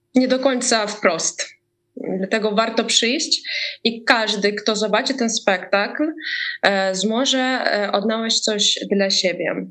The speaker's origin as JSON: {"language": "Polish", "country": "Ukraine", "said": "też jestem z Ukrainy"}